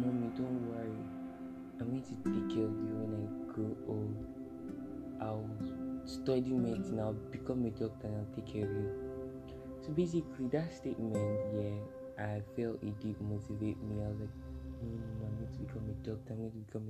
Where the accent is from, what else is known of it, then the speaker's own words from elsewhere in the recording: Kogi, Nigeria; I am from Kogi State, Kababunu local government to be specific, Kababunu local government, Kogi State, Nigeria